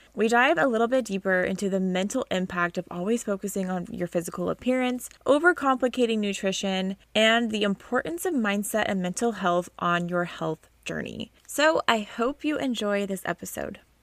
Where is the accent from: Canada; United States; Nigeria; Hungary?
United States; Oklahoma; I was born and raised in Oklahoma. Um, that's in the United States in the Midwest